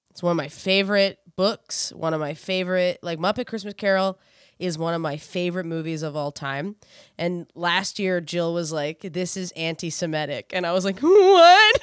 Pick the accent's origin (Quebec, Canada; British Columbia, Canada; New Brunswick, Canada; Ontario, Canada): New Brunswick, Canada; I grew up in New Brunswick